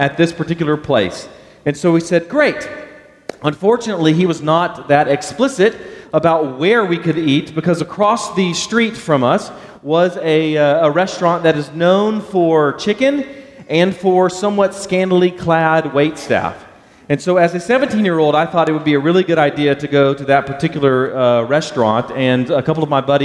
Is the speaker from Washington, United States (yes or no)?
no; Baytown, Texas, United States; growing up in the Houston area, a little town called Baytown, home of Gary Busey, that's our slogan, I grew up there